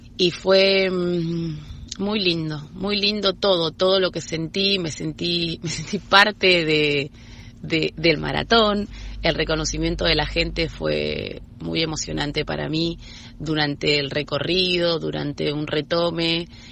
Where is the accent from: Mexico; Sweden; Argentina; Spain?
Argentina